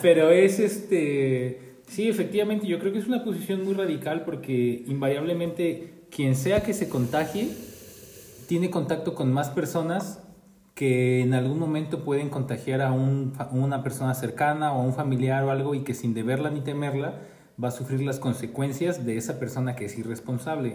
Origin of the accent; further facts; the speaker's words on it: Puebla, Mexico; now in Jalisco, Mexico; soy más de Jalisco que de Puebla